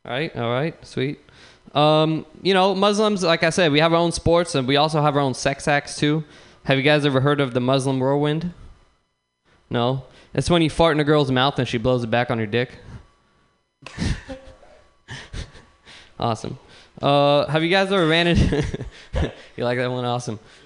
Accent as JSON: {"language": "English", "town": "San Bruno", "region": "California", "country": "United States", "said": "So I live in San Bruno. I'm from San Bruno"}